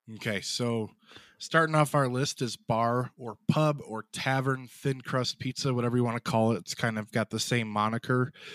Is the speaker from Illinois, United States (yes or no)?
yes; south of Chicago, Illinois, United States; a Chicagoan or south of Chicago